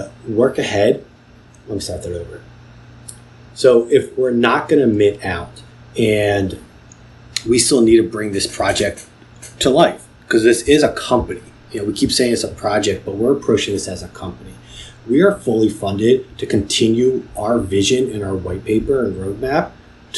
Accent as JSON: {"language": "English", "town": "Philadelphia", "region": "Pennsylvania", "country": "United States", "said": "as a Philadelphian"}